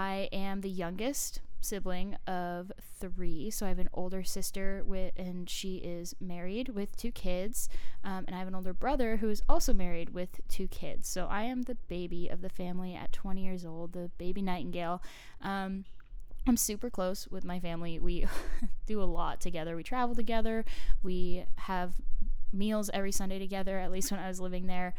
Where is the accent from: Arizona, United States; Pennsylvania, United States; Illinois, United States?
Arizona, United States; moved away as an adult; also born or lived in Oakville, Ontario, Canada; now in College Station, United States; I was raised for 13 years in Arizona. I moved there when I was 7.